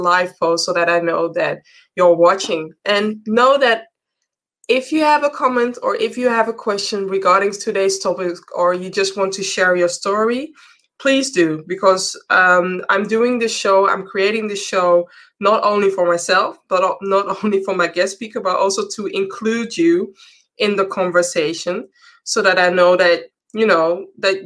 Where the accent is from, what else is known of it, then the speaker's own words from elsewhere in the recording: Amsterdam, North Holland, Netherlands; Amsterdam, the city where I'm from